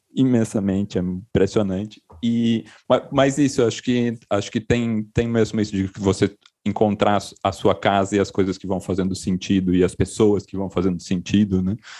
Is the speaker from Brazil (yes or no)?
yes; Itu, São Paulo, Brazil; born or raised there; moved away as an adult; now in São Paulo, Brazil